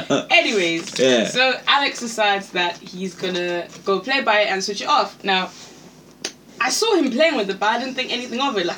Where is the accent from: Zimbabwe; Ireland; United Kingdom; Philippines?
Zimbabwe; moved away; we grew up in Zimbabwe